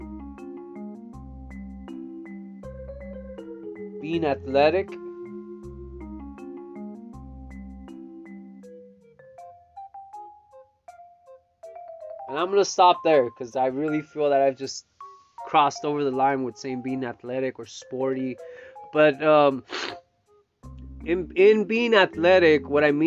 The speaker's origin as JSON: {"language": "English", "town": "Salinas", "region": "California", "country": "United States", "tie": "born or raised there", "also_born_or_lived": "Stockton, California", "said": "I grew up here in Salinas since 1989"}